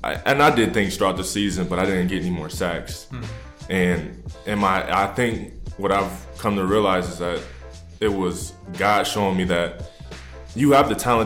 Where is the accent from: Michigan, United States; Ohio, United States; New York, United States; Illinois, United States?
Ohio, United States; Canton; moved away as an adult; I born and raised in Canton, Ohio, which is, you know, the Hall of Fame city for football.